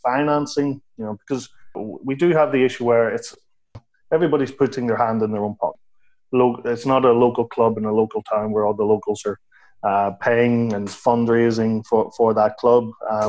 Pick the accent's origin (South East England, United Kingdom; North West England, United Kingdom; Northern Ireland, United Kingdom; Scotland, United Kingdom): Northern Ireland, United Kingdom; Belfast; moved away; I'm originally from Belfast, although I think you probably have lost my accent.